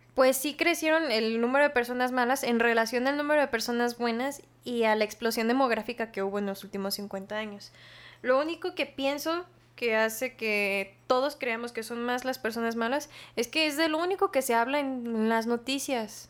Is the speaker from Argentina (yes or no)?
no; Mexico